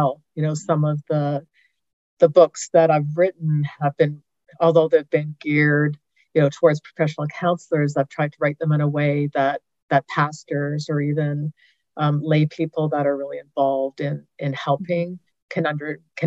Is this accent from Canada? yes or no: yes; Canada; moved away as an adult; also born or lived in Denver, United States / Northeast Georgia, United States; now in Georgia, United States; I'm actually Canadian, so the fact that I'm living in the U.S. at all is still kind of a surprise to me